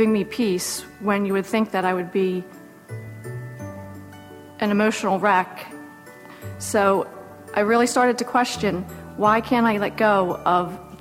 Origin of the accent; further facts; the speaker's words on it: Avalon, New Jersey, United States; growing up in Avalon, New Jersey, and got my first job